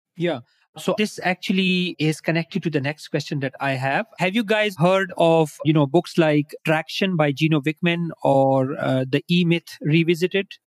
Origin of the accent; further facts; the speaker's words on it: Pakistan; I'm from Pakistan. I'm based here